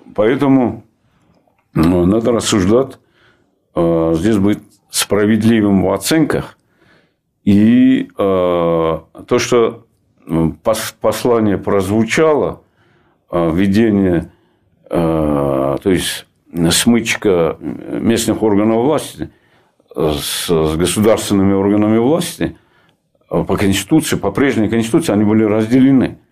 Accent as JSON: {"language": "Russian", "region": "Dagestan", "country": "Russia", "tie": "born or raised there", "said": "в моем родном крае"}